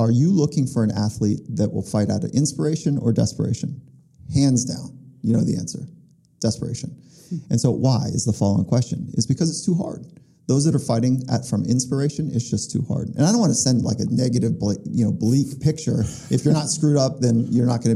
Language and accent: English; Los Angeles, California, United States; also born or lived in Virginia; I was born in Virginia, but then grew up in the South Bay of California, which is Los Angeles area